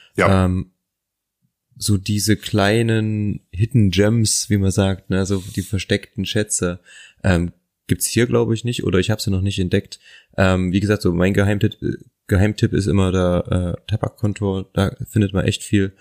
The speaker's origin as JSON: {"language": "German", "region": "Thuringia", "country": "Germany", "tie": "born or raised there", "said": "Ich komme aus Thüringen. Meine Eltern haben Anfang der 2000er ein Haus gebaut und natürlich hatten wir im Keller auch einen Partyraum."}